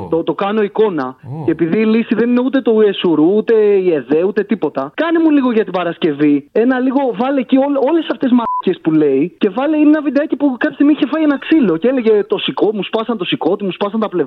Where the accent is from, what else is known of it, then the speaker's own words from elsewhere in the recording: Samos, North Aegean, Greece; Είμαι στο νησί μου στη Σάμο και γίνεται τη πουτίνα.